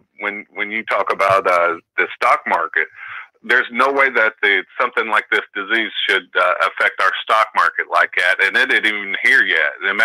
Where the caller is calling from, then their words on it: Oakland, California, United States; from Oakland.